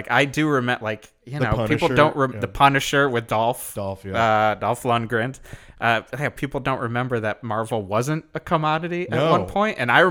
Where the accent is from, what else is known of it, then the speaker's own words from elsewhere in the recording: Connecticut, United States; In Connecticut.